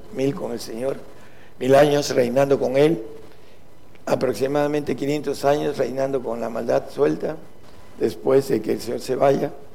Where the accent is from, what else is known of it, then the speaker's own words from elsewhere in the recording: Mexico; nosotros los que somos de México